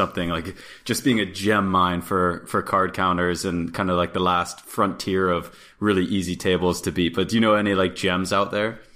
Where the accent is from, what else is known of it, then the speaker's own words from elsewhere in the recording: Florida, United States; I grew up in Florida